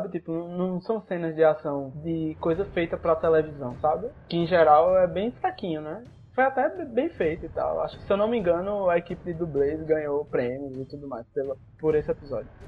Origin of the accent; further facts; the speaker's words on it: Brazil; porque eu sou brasileiro